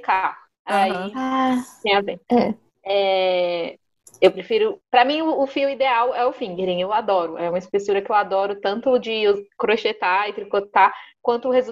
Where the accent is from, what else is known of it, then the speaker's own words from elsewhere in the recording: Brazil; Como boa brasileira que sou, gosto